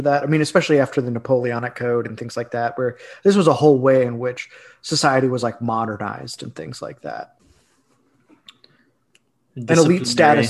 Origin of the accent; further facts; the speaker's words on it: Midwest, United States; this was the type of ethics that I grew up with in the Midwest even.